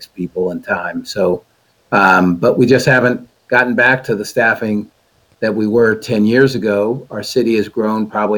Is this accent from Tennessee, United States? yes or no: no; Sacramento, California, United States; I was born and raised here. I've lived here my whole life